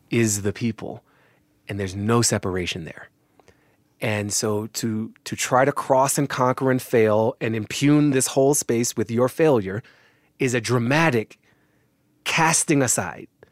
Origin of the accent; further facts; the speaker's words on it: United States; I'm an American and I inherit this history too